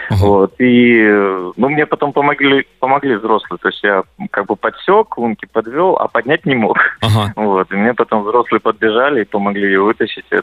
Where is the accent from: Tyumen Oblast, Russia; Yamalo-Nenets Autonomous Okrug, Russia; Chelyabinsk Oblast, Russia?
Tyumen Oblast, Russia; Tyumen; now in Moscow, Russia; я вот сам из Сибири, э, из ну, такого достаточно холодного края, из Тюмени.